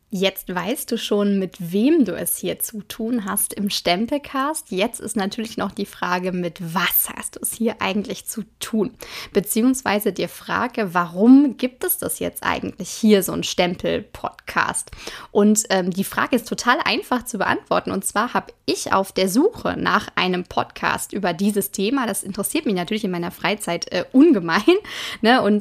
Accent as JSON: {"language": "German", "town": "Hagen", "region": "North Rhine-Westphalia", "country": "Germany", "said": "29 Jahre bin ich alt, ich komme aus Hagen und das bringt mich in die sehr, sehr glückliche Situation, dass ich sowohl bei Ruhrgebiet als auch bei Sauerland auf Partys laut mitgrölen darf."}